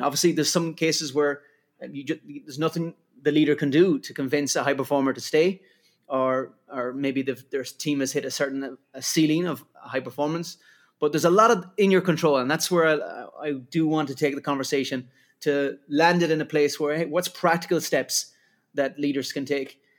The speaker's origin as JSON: {"language": "English", "country": "Ireland", "accent": "Irish", "moved": "yes", "said": "Irish, as it can get from my accent"}